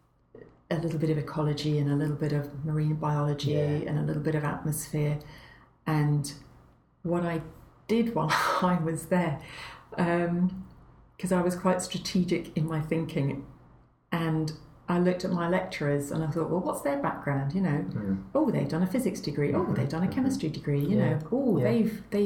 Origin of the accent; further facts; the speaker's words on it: Northumberland, North East England, United Kingdom; moved away; also born or lived in Canada; I grew up, my best growing up was in Northumberland.